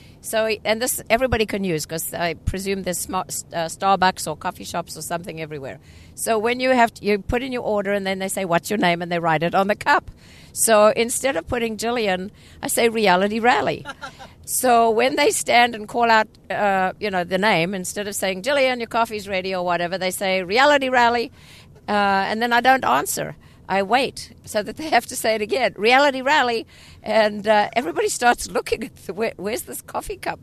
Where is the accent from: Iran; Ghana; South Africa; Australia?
South Africa; also born or lived in England; now in United States; being a foreigner myself, I'm from South Africa, and I've driven obviously in South Africa and in England because I lived there for a while. And then I came to the States